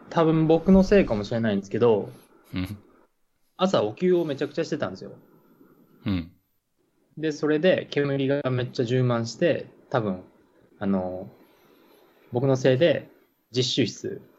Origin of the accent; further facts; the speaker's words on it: Aichi, Japan; 愛知県です。うん。学校は学校が大阪の森の宮医療大学っていうところに行って